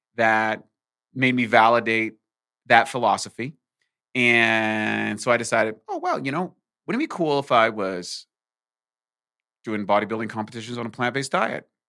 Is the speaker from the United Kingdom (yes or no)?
no; rural New Brunswick, Canada; moved away; also born or lived in Ontario / Vancouver, Canada; I was born in Ontario, and I grew up in the East Coast in rural New Brunswick